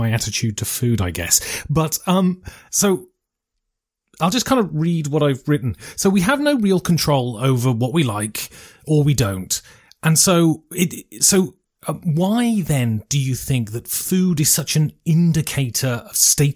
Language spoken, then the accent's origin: English; United Kingdom; I'm British